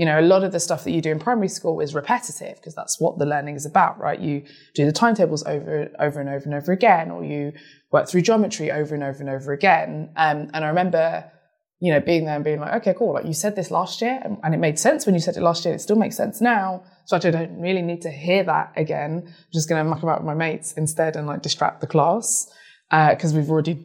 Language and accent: English; United Kingdom; I'm British too